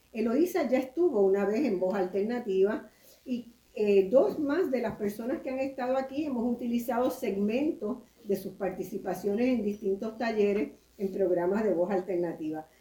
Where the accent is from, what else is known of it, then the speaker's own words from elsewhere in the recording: Puerto Rico; en mi país, en Puerto Rico